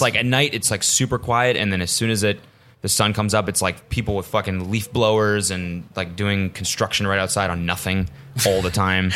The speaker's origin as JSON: {"language": "English", "country": "Canada", "said": "I'm Canadian"}